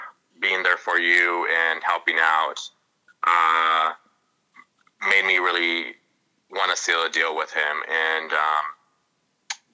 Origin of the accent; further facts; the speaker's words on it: San Francisco, California, United States; I'm from San Francisco